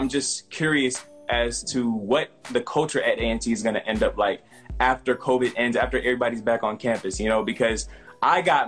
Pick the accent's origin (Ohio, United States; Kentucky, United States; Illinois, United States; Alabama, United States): Illinois, United States; moved away as an adult; now in North Carolina, United States; I'm from Illinois, and I'm like right next to Indiana